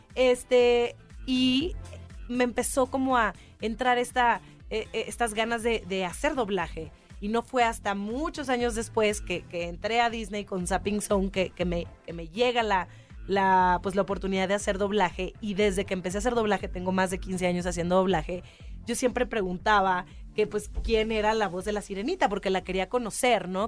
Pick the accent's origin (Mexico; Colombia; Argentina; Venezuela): Mexico; Monterrey, Nuevo León; moved away; yo, yo nací en Monterrey